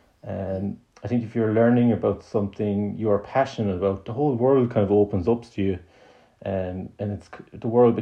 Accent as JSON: {"language": "English", "country": "Ireland", "said": "in Ireland, as Irish people"}